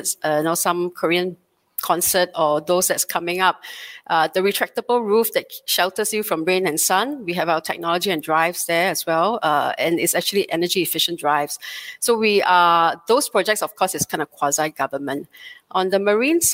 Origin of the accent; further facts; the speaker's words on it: Singapore; a very proud born and bred Singaporean